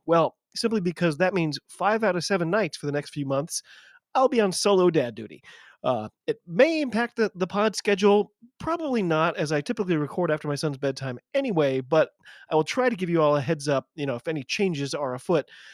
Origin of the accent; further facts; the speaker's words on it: United States; I'm an American